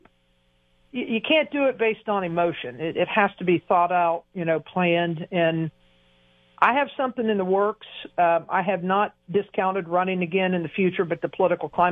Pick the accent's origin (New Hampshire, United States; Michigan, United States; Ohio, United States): Ohio, United States; Lebanon; growing up in Lebanon, I always say Warren County's so Republican it's shaped like an R